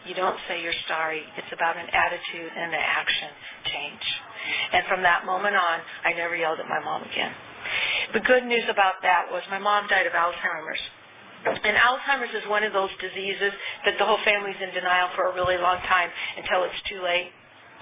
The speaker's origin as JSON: {"language": "English", "region": "California", "country": "United States", "tie": "born or raised there", "also_born_or_lived": "Arizona", "said": "I was born and raised in California"}